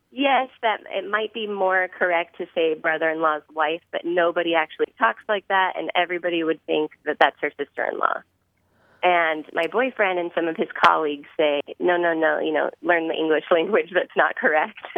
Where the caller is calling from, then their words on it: San Diego, California, United States; Hi, uh, this is … I'm calling from San Diego.